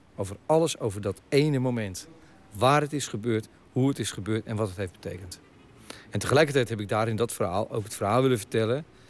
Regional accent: Hillegom, South Holland, Netherlands; ik ben opgegroeid in Hillegom

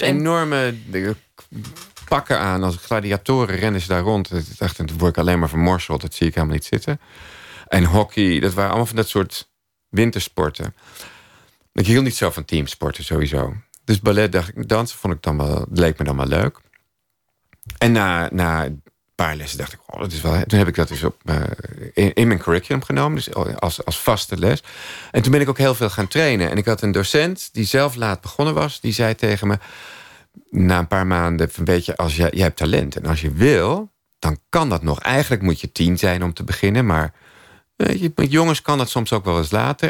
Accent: Amstelveen, North Holland, Netherlands; in Amstelveen waar, waar ik opgroeide

